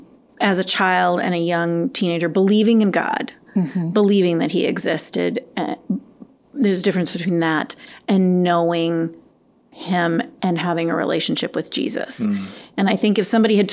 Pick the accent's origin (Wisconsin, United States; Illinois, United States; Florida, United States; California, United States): Wisconsin, United States; Madison; I grew up in the Madison area